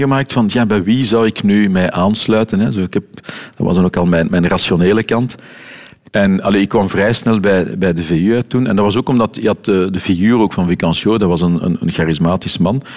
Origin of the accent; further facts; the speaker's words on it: Brussels, Brussels-Capital Region, Belgium; accent: Brusselse R; first language Dutch; Je hoort mijn Brusselse R daar, eh, af en toe nog eens goed tussen